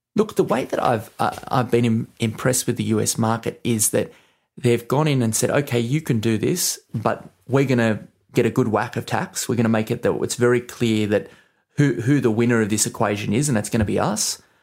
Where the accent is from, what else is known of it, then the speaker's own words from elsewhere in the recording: Australia; now in United Kingdom; I'm from Australia